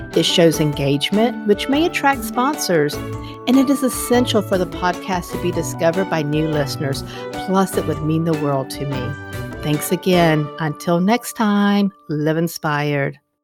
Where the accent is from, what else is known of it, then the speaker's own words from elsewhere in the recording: Florida, United States; i was born in Florida